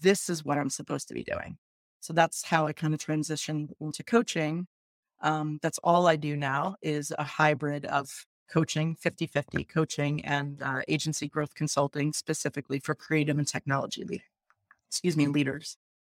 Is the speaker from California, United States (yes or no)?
no; upstate New York, United States; I grew up kind of middle class um, in a uh, suburban upstate New York